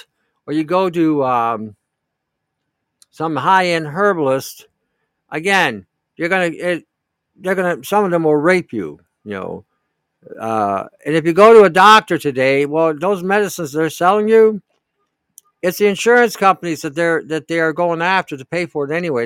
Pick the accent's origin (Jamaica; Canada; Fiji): Canada; I'm from Canada